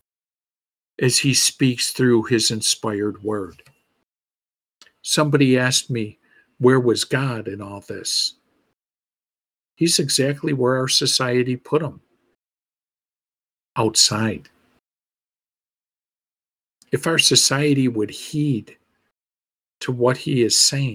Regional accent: Buffalo, New York, United States; my hometown of Buffalo, New York

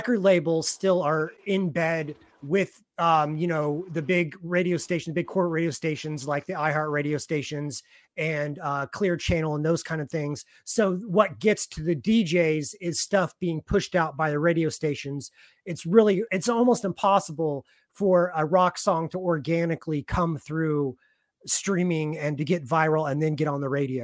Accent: Kansas City, Missouri, United States; moved away; I'm from Kansas City

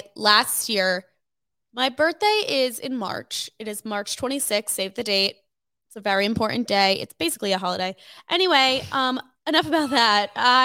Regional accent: Cherry Hill, New Jersey, United States; also born or lived in Philadelphia; I am from a little town. It's not that little. It's quite large. Called Cherry Hill. It's in New Jersey. But when people ask me where I'm from, I say Philly because, realistically, well, I was born in Philadelphia.

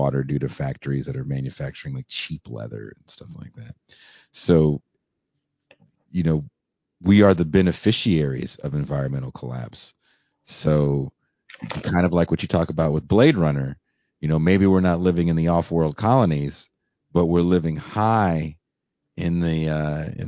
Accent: Richmond, California, United States; moved away; I grew up in Richmond, California

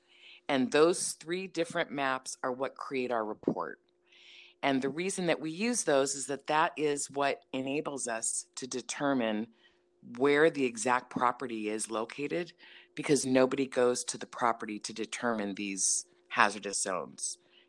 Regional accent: Maryland, United States; now in California, United States; I came from the East Coast in Maryland 32 years ago to California, and it's done 100% different over there.

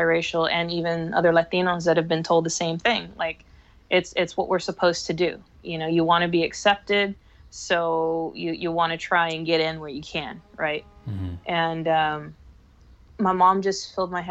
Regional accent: San Antonio, Texas, United States; also born or lived in Dallas-Fort Worth, Texas; I was born in San Antonio, Texas, raised there. I moved into the Dallas-Fort Worth Metroplex probably when I was about 24, 25

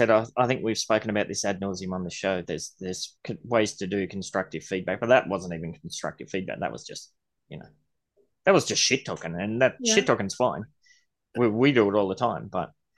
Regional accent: Australia; I'm Australian, mate.

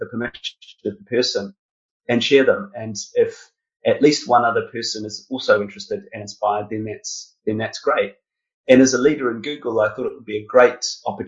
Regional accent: New Zealand; moved away as an adult; also born or lived in United Kingdom; I grew up in New Zealand.

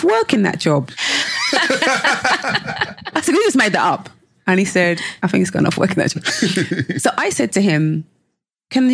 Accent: London, United Kingdom; growing up in London

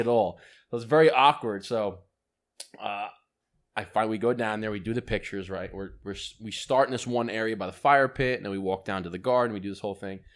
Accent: United States; I'm an American

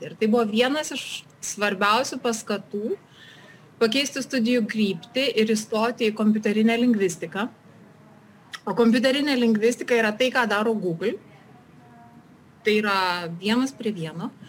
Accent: Kelmė district, Šiauliai County, Lithuania; moved away as an adult; also born or lived in Germany; now in Switzerland; aš užaugau Želvių kaime, Kelmės rajone, baigiau užvenčio vidurinę mokyklą.

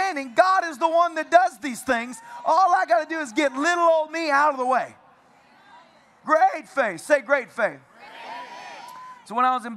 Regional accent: Tennessee, United States; I'm from Tennessee

